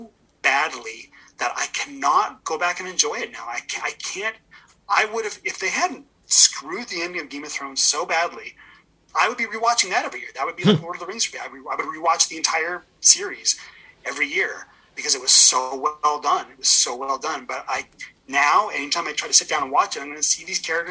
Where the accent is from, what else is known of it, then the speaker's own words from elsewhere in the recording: Edmonton, Alberta, Canada; now in Toronto, Canada; Edmonton's my hometown